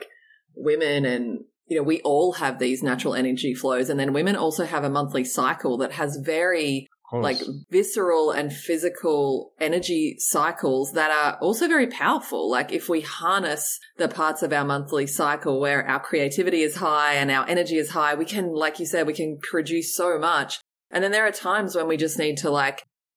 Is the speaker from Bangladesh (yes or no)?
no; Australia; growing up in Australia and on the beach there